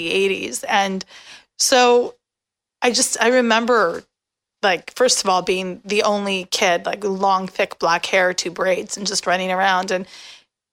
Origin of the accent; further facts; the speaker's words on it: Canada; I'm Canadian